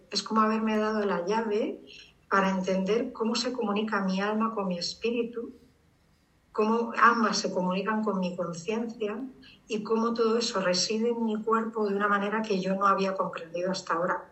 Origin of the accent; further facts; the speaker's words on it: Madrid, Community of Madrid, Spain; soy urbanita de Madrid